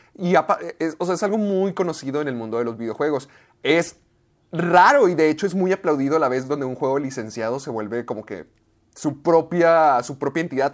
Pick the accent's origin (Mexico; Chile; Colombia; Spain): Mexico; corresponsal mexicano